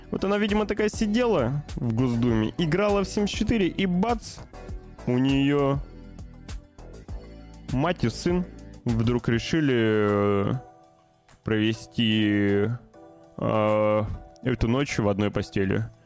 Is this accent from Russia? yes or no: yes; Novosibirsk, Novosibirsk Oblast, Russia; появились свежие обновления замечательного проекта «Смута», который разрабатывается в моем родном городе Новосибирске.